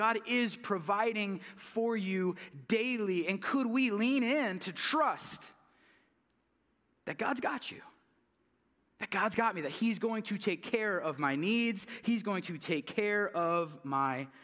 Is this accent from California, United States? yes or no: yes; California, United States; moved away; I'm from California